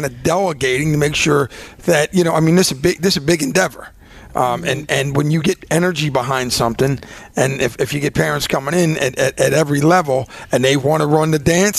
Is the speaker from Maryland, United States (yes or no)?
no; Philadelphia, Pennsylvania, United States; I grew up in East Falls